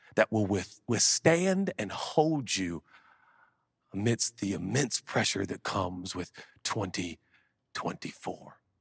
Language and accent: English; Portland, Oregon, United States; growing up in Portland, Oregon in the hood